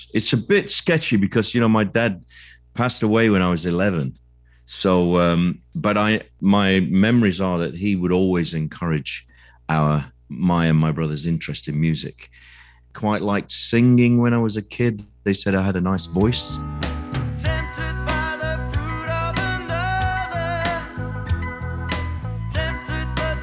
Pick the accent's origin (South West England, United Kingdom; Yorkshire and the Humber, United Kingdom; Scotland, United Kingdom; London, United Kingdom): Yorkshire and the Humber, United Kingdom; Sheffield; I was born in Sheffield, which is in the north of England